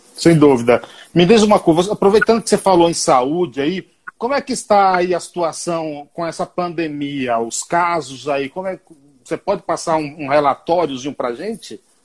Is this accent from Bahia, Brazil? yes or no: yes; Bahia, Brazil; na Bahia, eu sou baiano, que é onde tem a melhor feijoada do Brasil